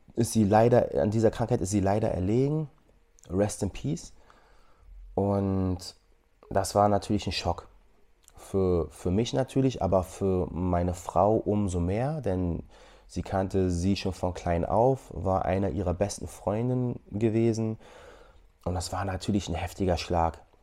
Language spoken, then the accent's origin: German; Germany; moved away as an adult; wir aus Deutschland kommen